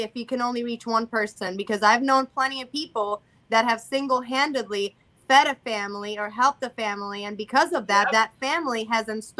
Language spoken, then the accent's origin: English; Puerto Rico; I'm Hispanic because I was born Puerto Rican